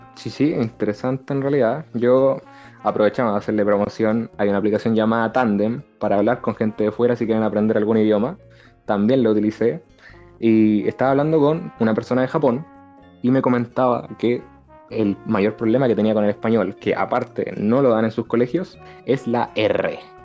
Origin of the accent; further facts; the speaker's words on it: Dominican Republic; now in Chile; soy de República Dominicana